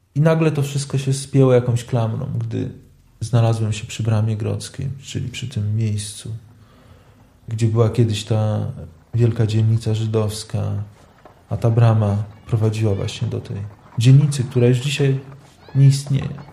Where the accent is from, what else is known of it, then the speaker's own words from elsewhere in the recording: Lublin, Lublin Voivodeship, Poland; ja wychowałem się e, tuż obok obozu koncentracyjnego na Majdanku